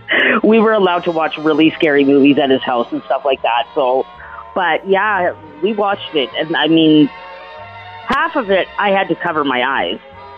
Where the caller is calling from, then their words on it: Calgary, Alberta, Canada; So I'm calling from Calgary, actually